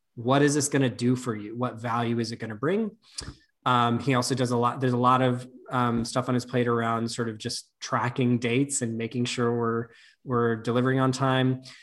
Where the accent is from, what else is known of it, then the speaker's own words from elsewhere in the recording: Nevada, United States; I grew up in Nevada, not in Vegas